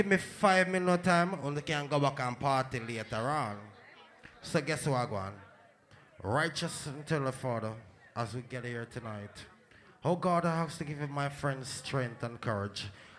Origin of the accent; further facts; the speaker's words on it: New York City, New York, United States; I'm from New York City. I'm from Queens. Rochdale, South Jamaica, Queens. That's where I'm from.